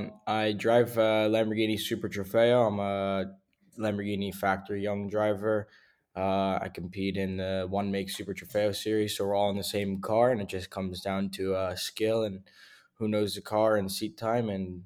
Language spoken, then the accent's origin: English; Davie, Florida, United States; I'm actually from Davie, Florida.